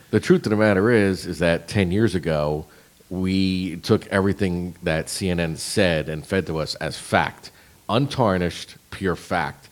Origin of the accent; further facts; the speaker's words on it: New Jersey, United States; where I grew up in Jersey